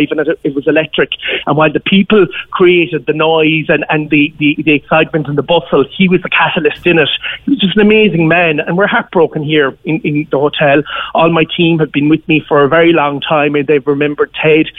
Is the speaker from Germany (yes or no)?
no; West Limerick, Munster, Ireland; now in Cork, Ireland; I'm originally from West Limerick myself